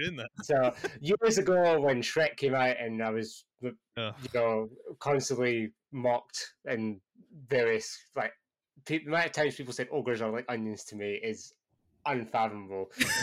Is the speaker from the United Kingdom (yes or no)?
yes; Scotland, United Kingdom; accent: Scottish; moved away; I, for those who don't know, I haven't lived in Scotland for over half of my life now, so my Scottish accent is all over the place sometimes